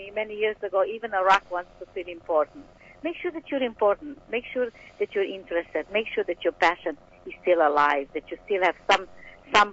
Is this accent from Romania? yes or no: yes; Romania; moved away; I was born in Romania.